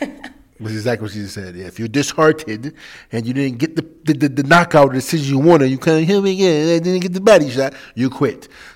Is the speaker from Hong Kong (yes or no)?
no; England, United Kingdom; I'm from England. I hear it all the time.